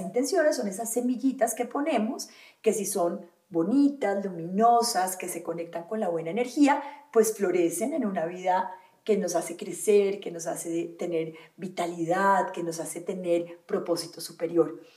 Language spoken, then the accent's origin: Spanish; Valle del Cauca, Colombia; also born or lived in Antioquia (paisa); Yo me crié en el Valle del Cauca, yo soy paisa, pero me fui